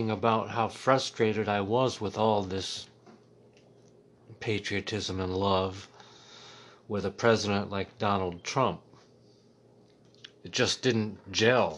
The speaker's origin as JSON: {"language": "English", "town": "Muncie", "region": "Indiana", "country": "United States", "tie": "born or raised there", "moved": "yes", "lives_now": "Washington, D.C., United States", "said": "I was raised in Middletown, America, Muncie, Indiana."}